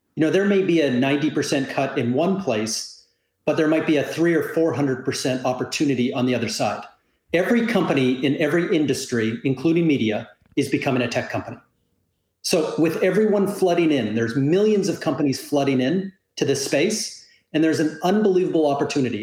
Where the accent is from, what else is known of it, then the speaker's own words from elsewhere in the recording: Canada; moved away as an adult; now in South Florida, United States; I'm a Canadian living in Southern Florida